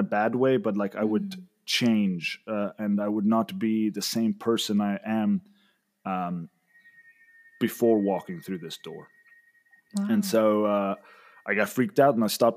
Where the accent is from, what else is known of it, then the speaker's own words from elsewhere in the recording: South Africa; also born or lived in Mexico City, Mexico / Sayulita, Mexico; now in Monterrey, Mexico; I'm originally from South Africa, but I'm currently living in Mexico